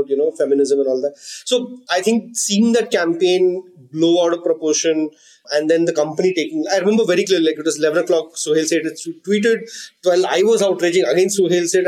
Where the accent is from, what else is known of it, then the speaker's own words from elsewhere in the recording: North Karnataka, India; I grew up in North Karnataka where people use abusive language very frequently